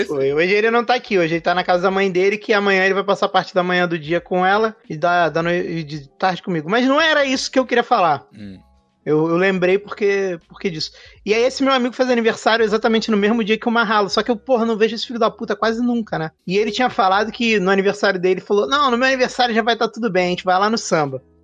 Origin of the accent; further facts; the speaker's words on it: Rio de Janeiro, Brazil; accent: carioca; O meu jeito de falar fica mais carioca